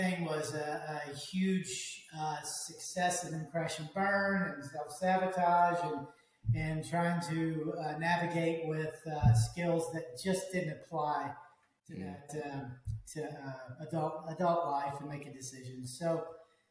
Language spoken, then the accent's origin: English; Dallas, Texas, United States; I'm from the Dallas area. I'm a Texas boy.